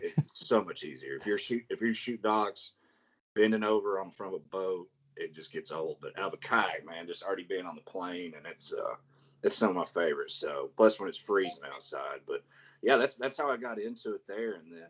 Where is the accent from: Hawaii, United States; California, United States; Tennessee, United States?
Tennessee, United States; Chattanooga; I'm from Chattanooga